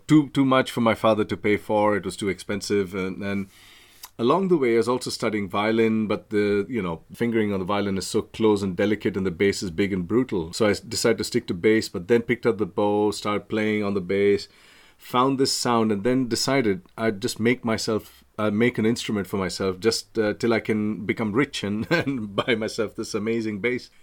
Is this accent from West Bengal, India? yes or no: no; Mumbai, Maharashtra, India; moved away as an adult; now in United Kingdom; I'm from Bombay.